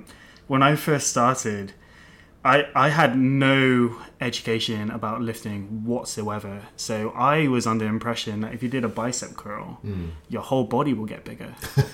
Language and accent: English; Melksham, South West England, United Kingdom; There was a gym in my hometown. I grew up in a little town called Melksham, which is in Wiltshire.